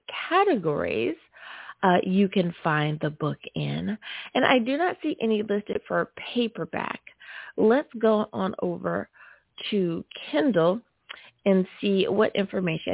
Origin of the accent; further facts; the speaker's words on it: United States; my home country, the great UA